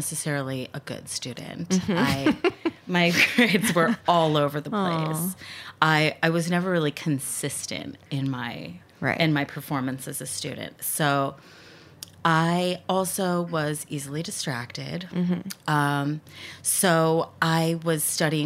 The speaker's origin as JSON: {"language": "English", "town": "Bethesda", "region": "Maryland", "country": "United States", "tie": "born or raised there", "said": "I grew up in Bethesda"}